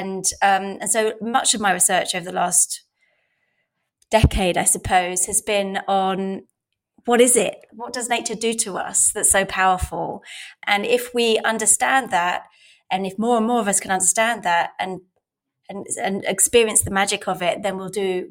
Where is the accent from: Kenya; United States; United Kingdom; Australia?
United Kingdom; London; I grew up in Southeast London